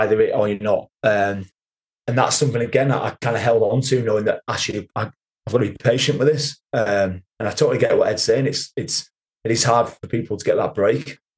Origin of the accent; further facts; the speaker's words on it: Kendal, North West England, United Kingdom; moved away; also born or lived in Newcastle; played at my home club at Kendal.